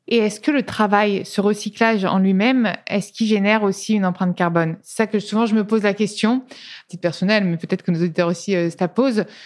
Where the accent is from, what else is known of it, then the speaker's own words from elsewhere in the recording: Tuscany, Italy; moved away; je viens d'Italie, de, Toscane